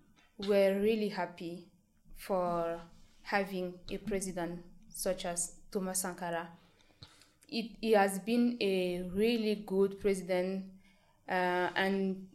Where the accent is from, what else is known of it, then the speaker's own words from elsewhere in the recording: Burkina Faso; I grew up in Burkina Faso knowing just one president.